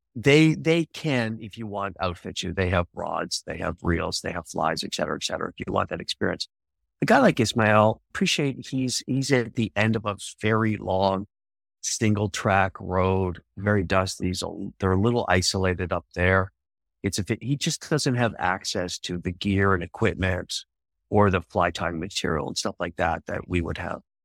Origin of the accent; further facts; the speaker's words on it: Canada; I'm from Canada